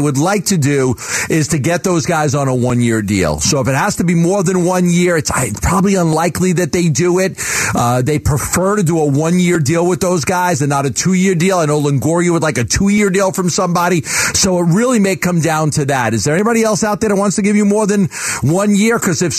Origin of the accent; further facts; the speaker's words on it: San Francisco, California, United States; I'm from San Francisco. I'm making that call.